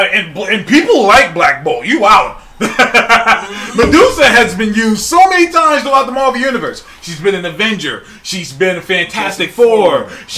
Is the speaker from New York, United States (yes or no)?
no; Sacramento, California, United States; we're both from Sacramento, California.